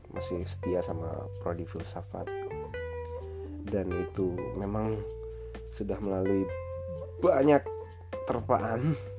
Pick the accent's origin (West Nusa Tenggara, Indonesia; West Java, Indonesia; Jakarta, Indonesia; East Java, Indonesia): West Nusa Tenggara, Indonesia; Lombok; aku uh, aslinya dari Lombok